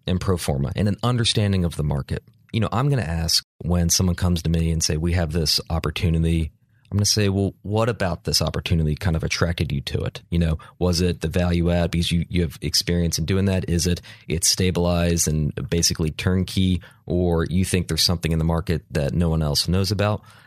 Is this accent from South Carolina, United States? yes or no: no; Charlotte, North Carolina, United States; I'm from Charlotte